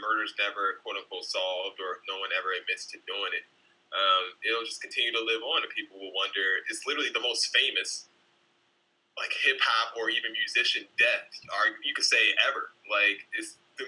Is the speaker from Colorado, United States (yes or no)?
no; Baltimore, Maryland, United States; I was not born in New York City. But I was born in Baltimore